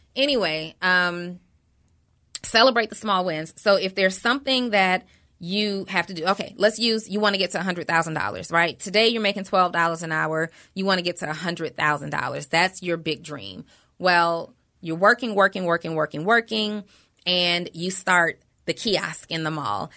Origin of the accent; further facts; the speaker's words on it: College Park, Georgia, United States; also born or lived in New Orleans, Louisiana; I was raised in Atlanta